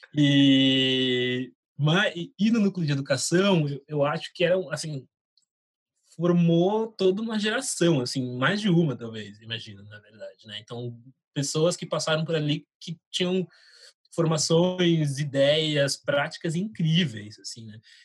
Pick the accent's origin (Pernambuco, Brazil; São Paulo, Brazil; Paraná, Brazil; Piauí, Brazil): São Paulo, Brazil; Taboão da Serra; Eu nasci em São Paulo, cresci em Taboão da Serra, que é onde meus pais vivem até hoje